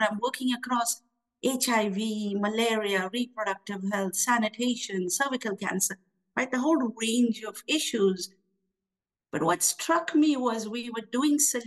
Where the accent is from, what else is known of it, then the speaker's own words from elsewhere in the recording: Pune, Maharashtra, India; moved away as an adult; also born or lived in Ahmedabad; now in Washington, D.C., United States; I grew up in Pune